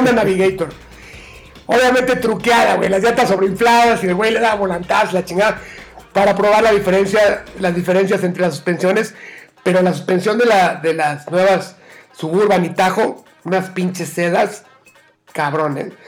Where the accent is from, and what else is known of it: Mexico